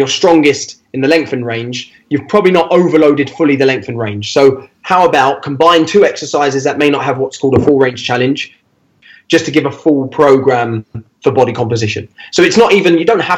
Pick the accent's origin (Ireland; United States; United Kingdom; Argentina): United Kingdom; London; I'm not from Bow, mate. I'm Limehouse